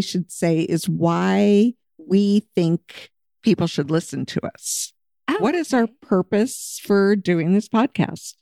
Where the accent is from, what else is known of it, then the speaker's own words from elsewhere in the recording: Anchorage, Alaska, United States; moved away as an adult; now in Scottsdale, United States; I'm from Anchorage, Alaska